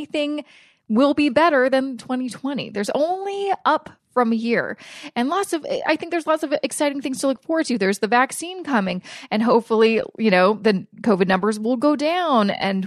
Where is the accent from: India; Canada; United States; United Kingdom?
Canada; as a Canadian